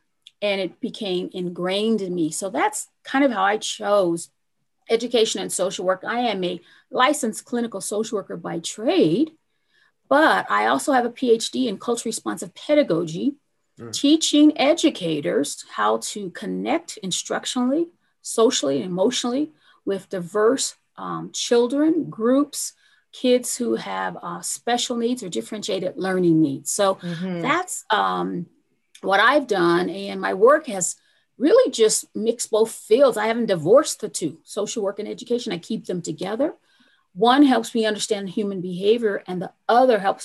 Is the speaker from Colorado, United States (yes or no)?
yes; Pueblo, Colorado, United States; I grew up in Pueblo, Colorado.